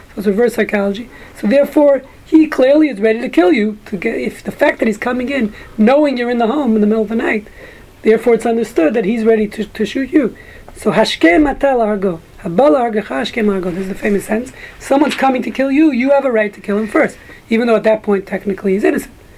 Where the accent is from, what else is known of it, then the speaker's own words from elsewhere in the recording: New York City, New York, United States; growing up in Brooklyn